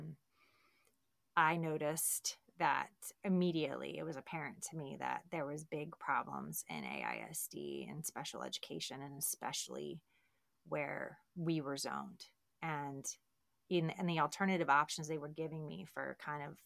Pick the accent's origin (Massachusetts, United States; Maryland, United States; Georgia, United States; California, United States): Maryland, United States; Baltimore; now in Texas, United States; I'm from Baltimore and Johns Hopkins